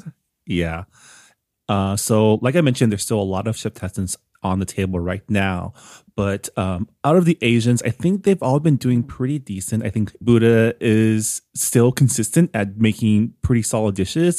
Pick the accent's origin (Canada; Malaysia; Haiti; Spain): Canada; now in United States; Canada, my home country